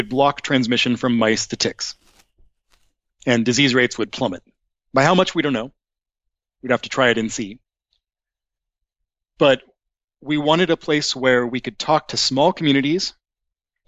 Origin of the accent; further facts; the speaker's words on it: United States; also born or lived in Seattle, Washington / Portland, Oregon; now in Massachusetts, United States; So I'm from the West Coast. I grew up in Seattle and Portland.